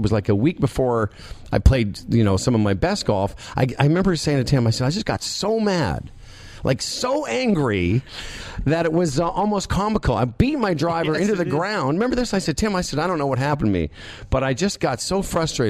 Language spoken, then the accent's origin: English; Moose Jaw, Saskatchewan, Canada; I'm from Moose Jaw.